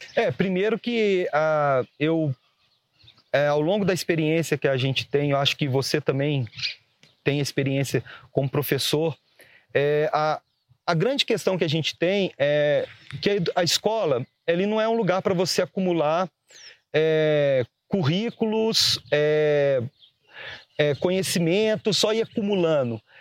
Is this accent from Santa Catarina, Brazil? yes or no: no; Barroso, Minas Gerais, Brazil; sou de Barroso